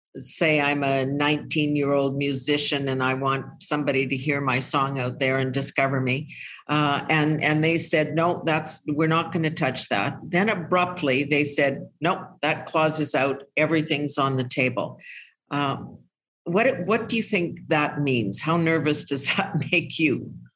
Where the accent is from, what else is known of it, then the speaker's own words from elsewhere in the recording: Canada; I'm a Canadian.